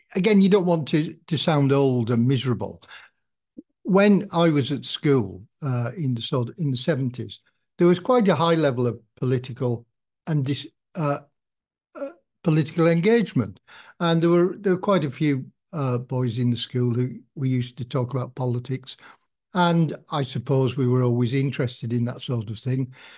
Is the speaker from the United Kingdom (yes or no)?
yes; Kendal, North West England, United Kingdom; I am a Kendall, Kendall person, and I was brought up in the Salvation Army